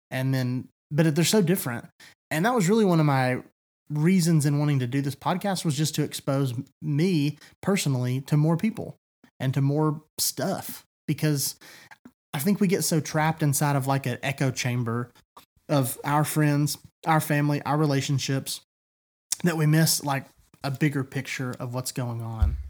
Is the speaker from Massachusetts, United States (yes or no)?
no; East Tennessee, United States; I have always lived here